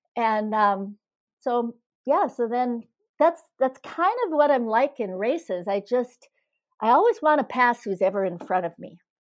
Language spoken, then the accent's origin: English; Iron Range, Minnesota, United States; also born or lived in Missoula, Montana; now in Eden Prairie, United States; Growing up in the Iron Range, I spent all my, most of my free time outside